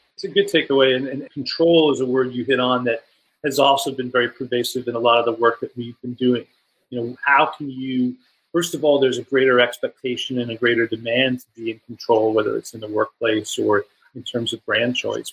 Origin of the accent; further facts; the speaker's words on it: New York, United States; I'm from New York